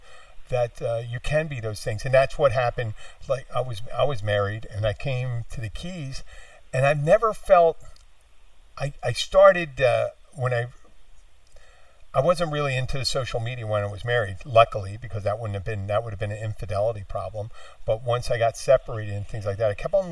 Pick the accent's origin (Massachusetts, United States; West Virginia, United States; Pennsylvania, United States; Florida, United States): Pennsylvania, United States; Philadelphia; moved away; I'm from Philadelphia originally